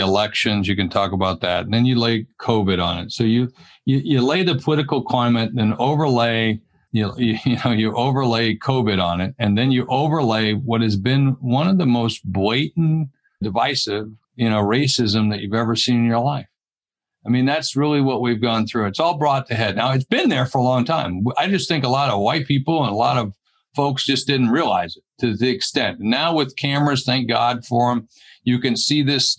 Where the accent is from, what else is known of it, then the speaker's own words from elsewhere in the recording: the South, United States; moved away; where I grew up down in the South